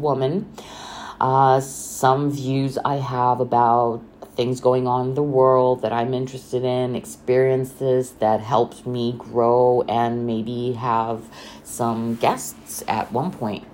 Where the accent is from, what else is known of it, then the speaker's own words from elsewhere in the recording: Bucharest, Romania; I'm from Romania, Bucharest